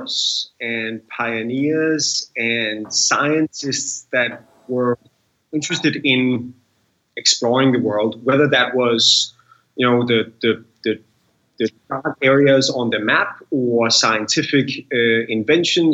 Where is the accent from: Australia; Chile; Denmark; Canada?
Denmark; being born in Denmark